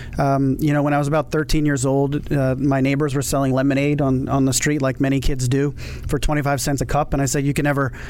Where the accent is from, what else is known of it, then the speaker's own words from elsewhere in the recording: Montgomery County, Maryland, United States; I actually grew up in the Maryland area in Montgomery County.